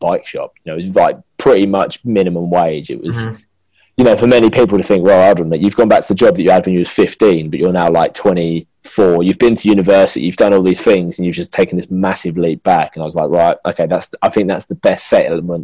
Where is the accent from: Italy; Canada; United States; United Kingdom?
United Kingdom; Essex, East of England; Originally from Essex, quite far in Essex, like near Stansted Airport kind of way.